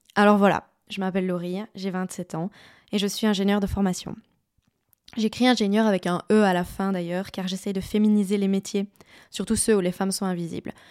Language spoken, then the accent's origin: French; Liège, Wallonia, Belgium; Moi, je suis liégeoise de base, donc je viens de par là